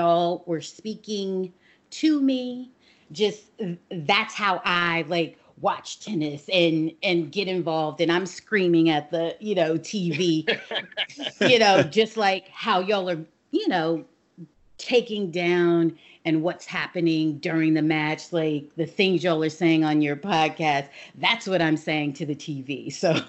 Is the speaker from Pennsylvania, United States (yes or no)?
no; Arizona, United States; moved away as an adult; now in New York, United States; I live in New York, and I'm originally from New York, but I was raised in Arizona